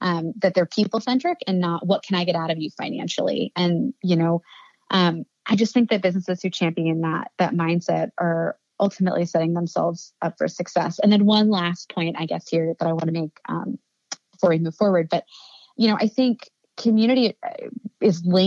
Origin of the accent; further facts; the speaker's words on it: Annapolis, Maryland, United States; I've seen business owners doing that in my hometown